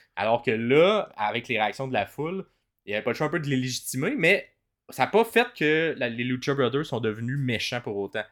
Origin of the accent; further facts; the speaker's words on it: Ottawa, Ontario, Canada; moved away; je viens d'Ottawa à la base.